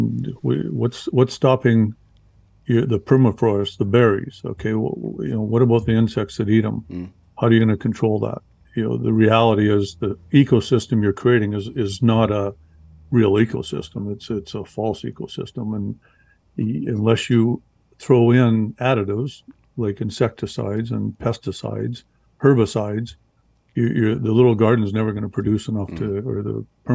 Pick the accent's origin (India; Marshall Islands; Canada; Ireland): Canada; I'm from Canada